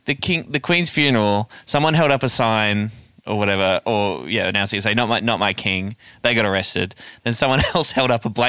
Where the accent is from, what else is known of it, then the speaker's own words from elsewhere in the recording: Warrnambool, Victoria, Australia; my hometown of Warrnambool.